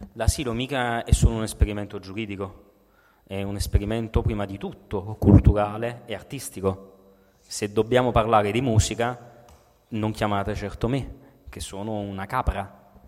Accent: Naples, Campania, Italy; Da napoletano

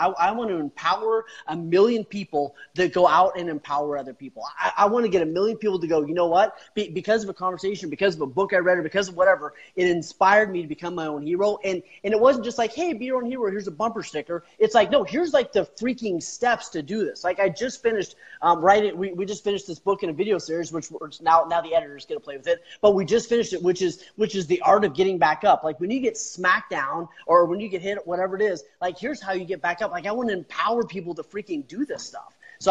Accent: Canada; also born or lived in Kansas / Alaska; I grew up in born in Kansas. Grew up in Canada. 10 years in Alaska.

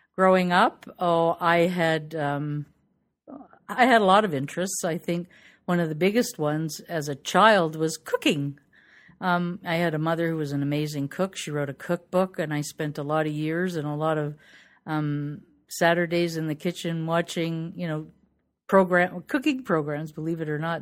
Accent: Toronto, Ontario, Canada; I'm from Toronto, Ontario, Canada

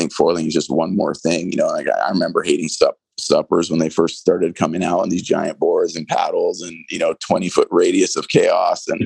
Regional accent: Hawaii, United States; also born or lived in Pukalani, Maui; I'm Hawaiian. Two, I've been here my whole life.

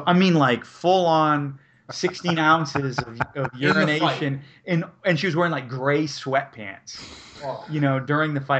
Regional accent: rural Maine, United States; I'm from rural Maine

